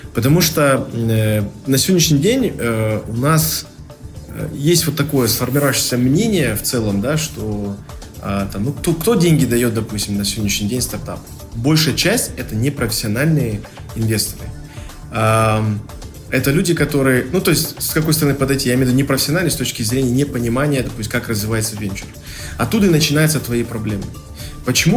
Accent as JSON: {"language": "Russian", "country": "Kazakhstan", "said": "как казахи"}